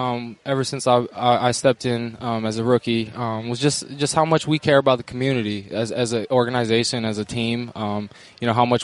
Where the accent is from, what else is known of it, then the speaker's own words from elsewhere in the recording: Bellingham, Washington, United States; Yeah, Bellingham.